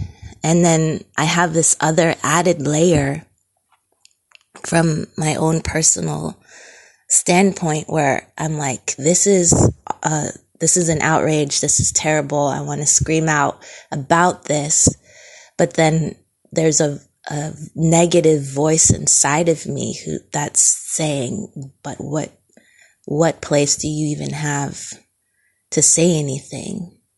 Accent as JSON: {"language": "English", "region": "New Jersey", "country": "United States", "tie": "born or raised there", "said": "Yes, I grew up in New Jersey for 10 years, but I don't remember any forms of racism or feeling like I was being, that I was being discriminated against"}